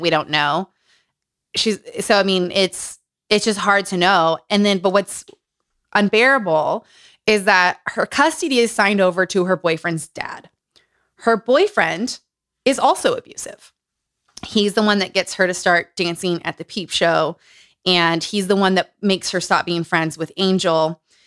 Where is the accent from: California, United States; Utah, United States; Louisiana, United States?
Utah, United States; Growing up in Utah